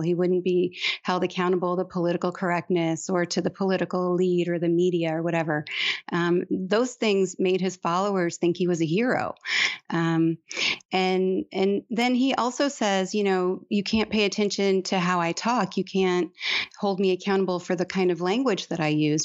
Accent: Detroit, Michigan, United States; now in Texas, United States; I'm from Detroit, but my dad is from Malta

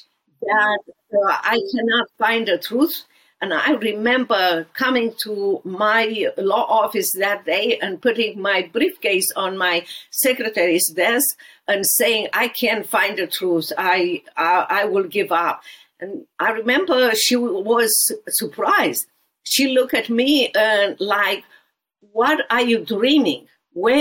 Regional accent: Romania; born or raised there; English is a second language; moved away as an adult; now in Dallas, United States

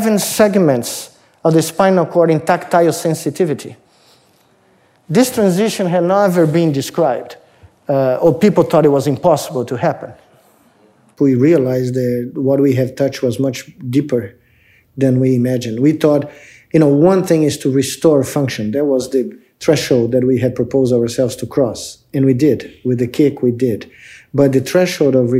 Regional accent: Brazil; moved away as an adult; now in United States; I grew up in Brazil in the 60s

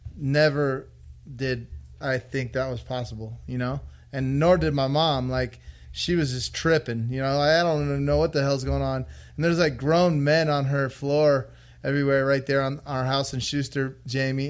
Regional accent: Las Vegas, Nevada, United States; I was born and raised in Vegas

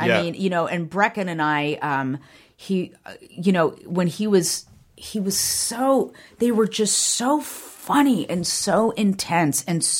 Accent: Downey, California, United States; I grew up in Downey, which is right around the corner from Anaheim.

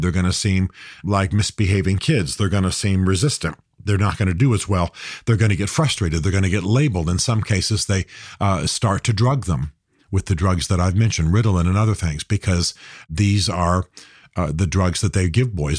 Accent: United States; I'm a Christian. I'm an American.

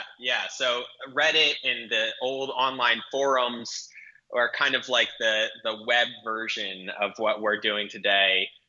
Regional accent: Providence, Rhode Island, United States; now in New York, United States; So I actually grew up in Providence, Rhode Island.

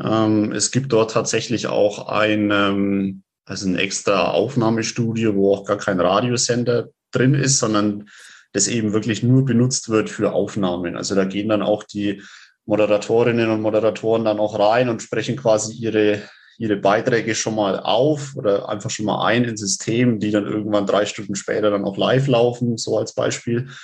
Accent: Rednitzhembach, Bavaria, Germany; Ich äh, komme aus Rednitz-Hembach. Das ist äh, also im Landkreis Roth

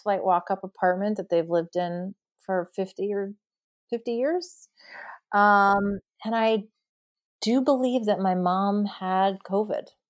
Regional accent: New York, United States; moved away as an adult; now in California, United States; I grew up in New York, and I lived there until just a few years ago

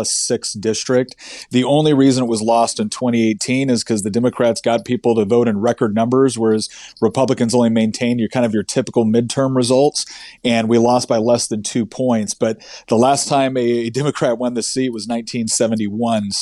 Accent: Northern California, United States; now in Virginia, United States; I was born and raised in Northern California.

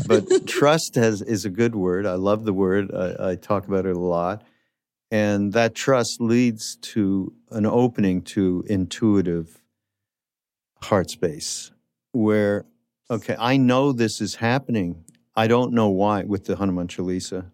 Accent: Quebec, Canada; in Quebec where I'm from

